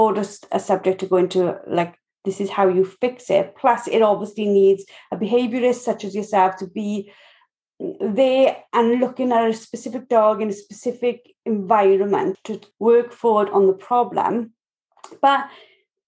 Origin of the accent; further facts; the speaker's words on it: Wales, United Kingdom; accent: Welsh; my Welsh accent